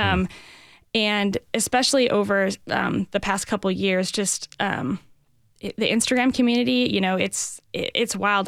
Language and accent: English; Northwest Indiana, United States; moved away as an adult; now in Nashville, United States; I grew up in Northwest Indiana near Chicago